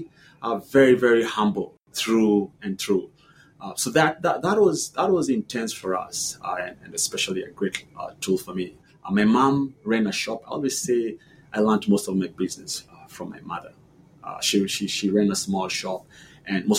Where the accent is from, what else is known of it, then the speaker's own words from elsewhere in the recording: Nairobi, Kenya; also born or lived in Washington, D.C.; now in United States; I was born in Bahati.